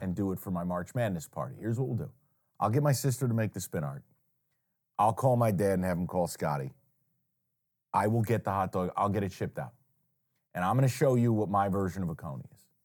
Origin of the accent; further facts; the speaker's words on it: Saratoga Springs, New York, United States; moved away; there's a place in my hometown that I take people when they, when they come to Saratoga and we do a taste of my hometown